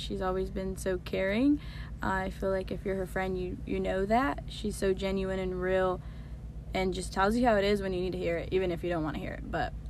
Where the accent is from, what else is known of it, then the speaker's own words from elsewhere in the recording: Washington, United States; moved away; I'm from Washington, and I'm 20 years old.